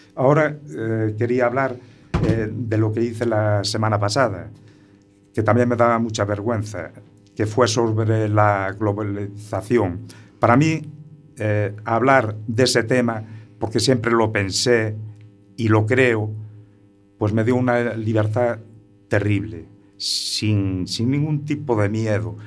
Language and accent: Spanish; Muros, Galicia, Spain; allí en un pueblo pequeño que soy de, que soy de Muros